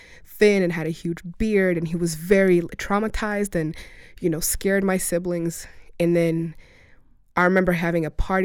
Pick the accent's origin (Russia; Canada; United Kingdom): Russia; now in United States; had gone to school in Russia, and that's actually where I was born.